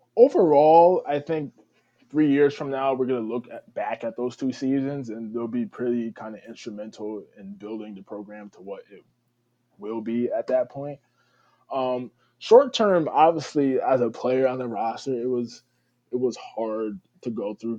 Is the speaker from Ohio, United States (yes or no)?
no; New Haven, Connecticut, United States; also born or lived in Schenectady, New York; I was born and raised in New Haven, Connecticut, the Westville area. Um, still where I reside